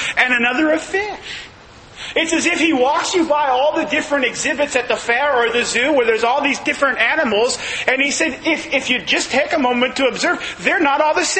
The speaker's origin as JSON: {"language": "English", "region": "Northern California", "country": "United States", "moved": "yes", "lives_now": "Southern California, United States", "said": "we're from the North. California, you know, it's a different state up there."}